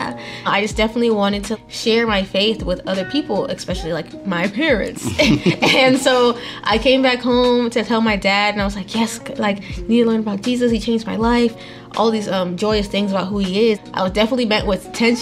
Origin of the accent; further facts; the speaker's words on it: Texas, United States; also born or lived in Nigeria; now in Atlanta, United States; I was actually born in Nigeria, and then we immigrated to the United States. I ended up growing up in Texas, and then I ended up in Atlanta.